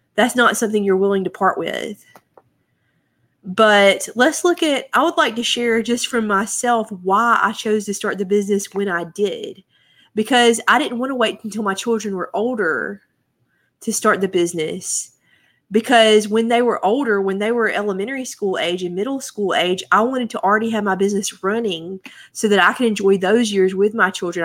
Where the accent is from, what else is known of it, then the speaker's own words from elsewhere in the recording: United States; I'm an American